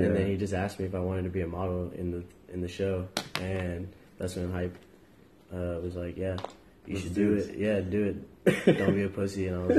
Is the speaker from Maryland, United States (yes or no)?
yes; Maryland, United States; born there; also born or lived in North Carolina / Virginia / Texas; I was born in Maryland, lived in North Carolina and Virginia, and I've been in Texas for like 10 years.